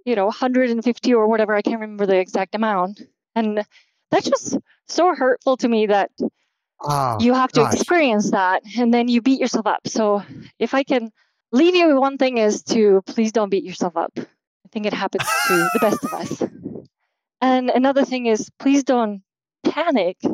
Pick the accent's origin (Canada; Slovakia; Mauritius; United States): Slovakia; moved away; I'm from Slovakia originally